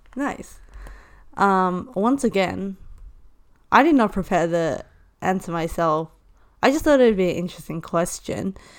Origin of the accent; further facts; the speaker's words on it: Hong Kong; moved away; I am from Hong Kong